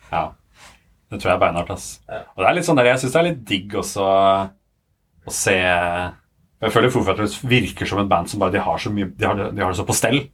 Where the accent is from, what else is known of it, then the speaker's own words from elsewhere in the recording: Sandvika, Akershus, Norway; jeg er fra Sandvika. Ja. Og fra Bærum. Og um, har liksom vokst opp i, på Kalvøya